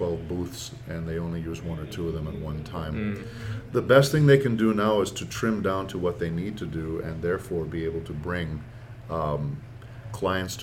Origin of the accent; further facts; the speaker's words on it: San Diego, California, United States; now in Los Angeles, United States; I grew up doing theater in San Diego